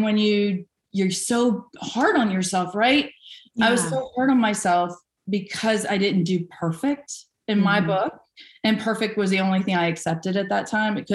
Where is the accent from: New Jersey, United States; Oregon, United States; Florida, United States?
Florida, United States; Vero Beach; I was born in Vero Beach, Florida. Yeah, Zero Vero. There wasn't really much going on there, but it's where I was born. I lived there until I got out of high school